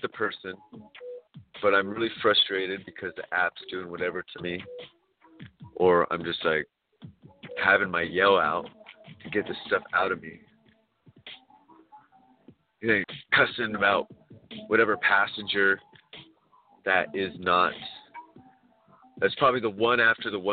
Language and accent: English; California, United States; California, we are people from everywhere